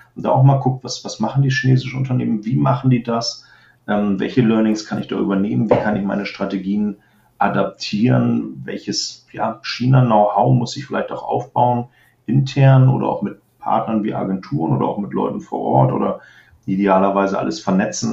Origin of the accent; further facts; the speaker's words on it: Germany; als ich selber als Deutscher